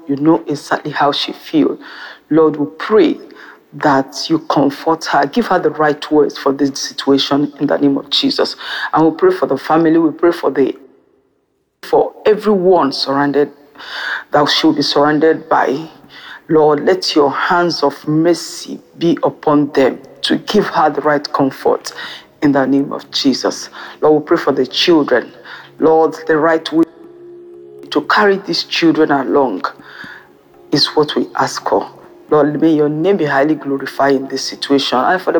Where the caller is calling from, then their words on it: France; I'm calling in from France.